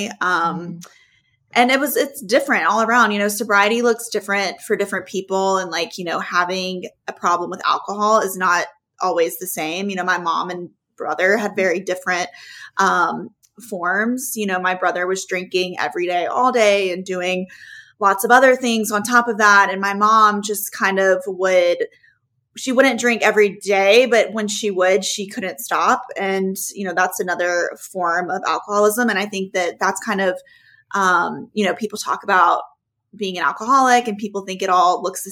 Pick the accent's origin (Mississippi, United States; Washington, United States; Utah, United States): Mississippi, United States; Oxford; we grew up in Oxford, Mississippi.